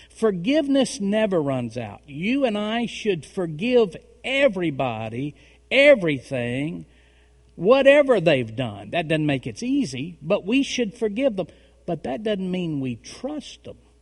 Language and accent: English; Tennessee, United States; in Tennessee, we marry them young.